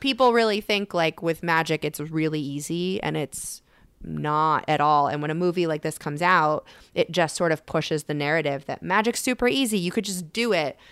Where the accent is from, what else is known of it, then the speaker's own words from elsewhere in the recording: Connecticut, United States; moved away as an adult; also born or lived in Boston / Las Vegas; now in Los Angeles, United States; I'm from Connecticut, and I was living in Boston when I went full-time, and then moved out to Vegas, and then eventually Los Angeles.